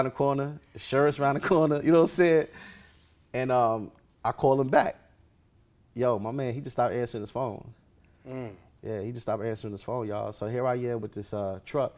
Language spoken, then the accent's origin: English; New York, United States; moved away; I'm from New York.